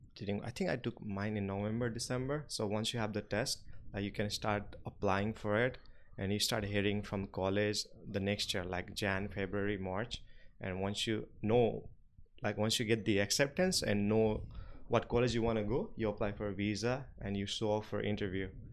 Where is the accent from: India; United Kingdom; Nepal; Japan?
Nepal; English is a second language; moved away as an adult; even though I was from Nepal, but when we go to school, like private school, we study in English from class nursery